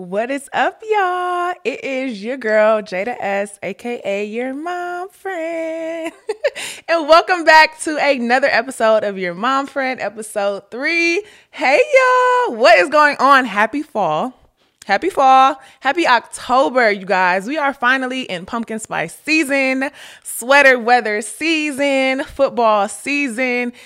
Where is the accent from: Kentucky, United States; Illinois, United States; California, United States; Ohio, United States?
Ohio, United States; moved away as an adult; also born or lived in Florida; I went to Florida, I'm from Ohio.